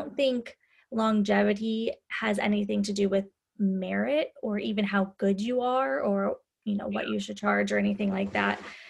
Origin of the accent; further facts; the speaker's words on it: Midwest, United States; moved away as an adult; also born or lived in California; I grew up in the Midwest. When I was 20, I moved to California